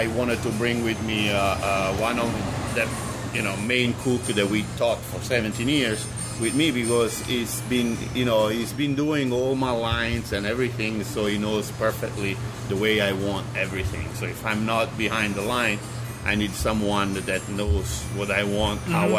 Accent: Naples, Campania, Italy; accent: Italian; English is a second language; also born or lived in Sorrento; now in New York City, United States; I'm from Naples

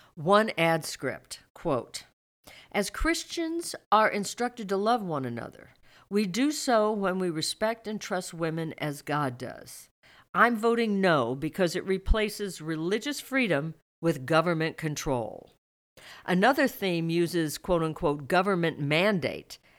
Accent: Missouri, United States; moved away; Growing up in Missouri

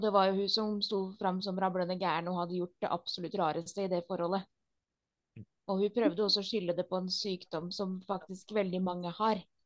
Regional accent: Norway; Vi er jo nordmenn

